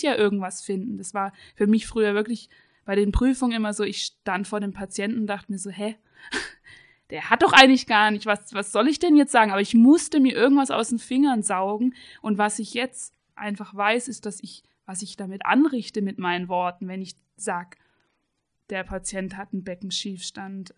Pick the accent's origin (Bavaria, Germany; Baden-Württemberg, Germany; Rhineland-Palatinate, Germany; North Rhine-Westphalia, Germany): Baden-Württemberg, Germany; Radolfzell; moved away as an adult; also born or lived in Karlsruhe; Ich komme eigentlich aus Radolfzell vom Bodensee, habe dann meine Ausbildung und Studium in der Physiotherapie in Karlsruhe